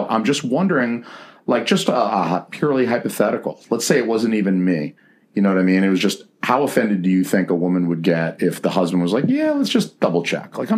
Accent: the South, United States; Which is awesome for me because I'm from the South.

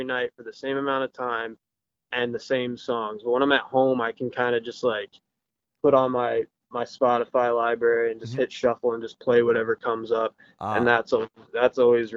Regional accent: Pennsylvania, United States; I'm from Pennsylvania

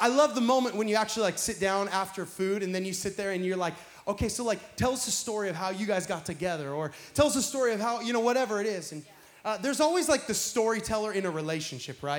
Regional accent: Pacific Northwest, United States; now in Florida, United States; I'm from the Pacific Northwest

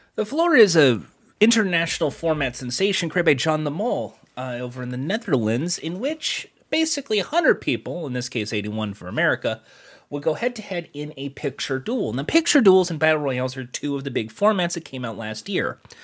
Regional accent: United States; as an American who watches the Spurs version

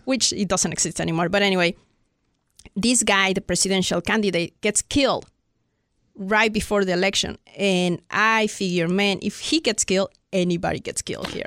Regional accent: Mexico City, Mexico; moved away as an adult; now in United States; I'm from Mexico City

